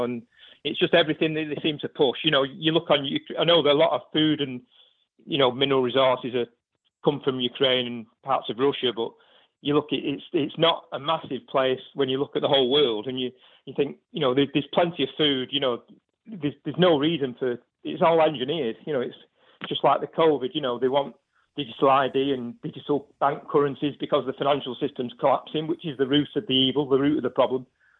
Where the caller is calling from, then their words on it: Salford, North West England, United Kingdom; Not so far from yourself, in sunny Salford, Pimbury.